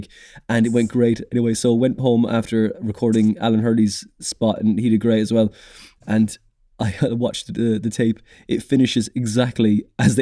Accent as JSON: {"language": "English", "town": "Cork", "region": "Munster", "country": "Ireland", "also_born_or_lived": "Dublin", "moved": "as an adult", "said": "I'm from Cork"}